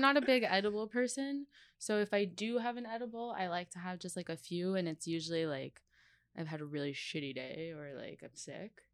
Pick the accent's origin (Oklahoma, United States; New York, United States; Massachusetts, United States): New York, United States; I grew up in New York, and my parents worked a lot